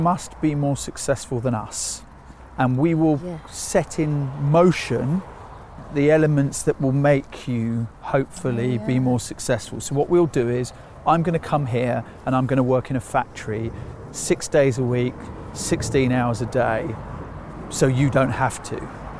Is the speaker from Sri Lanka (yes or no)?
yes; Sri Lanka; now in United Kingdom; And then when you get the Sri Lankans are mostly from the Tamil community. We're from the Sinhalese community. So we're then a minority of a minority of a minority.